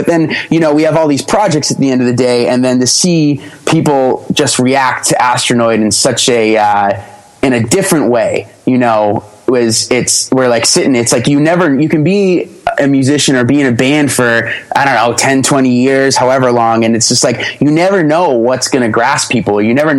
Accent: Grover, Massachusetts, United States; Oh yeah. Grover, Massachusetts.

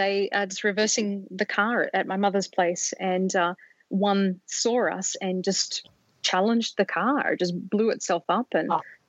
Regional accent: Sydney, New South Wales, Australia; moved away; I grew up in Sydney

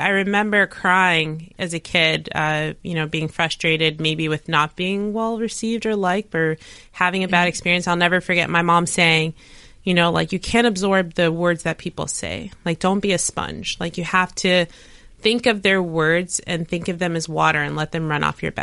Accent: Maplewood, United States; born or raised there; moved away

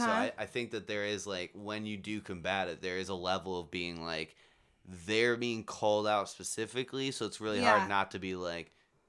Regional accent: United States; As an American

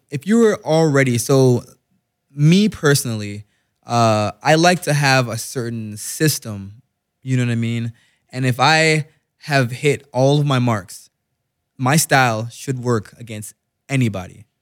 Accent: Jamaica; I'm Jamaican, so Wagwan means what's going on

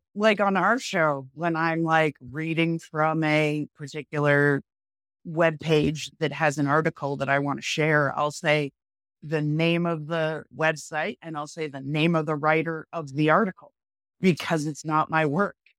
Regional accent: New Hampshire, United States; moved away as an adult; also born or lived in Massachusetts / Vermont / Maine; I grew up in New Hampshire

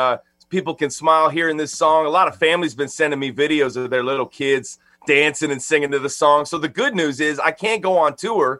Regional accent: Chicago, Illinois, United States; now in Nashville, United States; I live in Nashville, just about 10 minutes from Music Row, and I'm originally from Chicago, Illinois

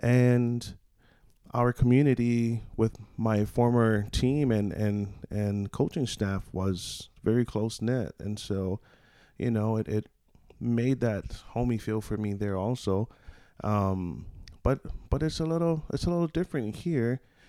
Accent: Hawaii, United States; also born or lived in Des Moines, Iowa; now in Banner Elk, United States; I'm from Hawaii, so the mountains, it makes me feel at home. You know, I lived up on a road called Aiea Heights Drive, and that literally was on the mountains overlooking Pearl Harbor.

